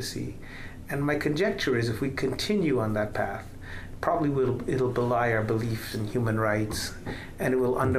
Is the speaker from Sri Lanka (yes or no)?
yes; Sri Lanka; now in United States; I'm born in Sri Lanka, so I'm naturalized as an American citizen.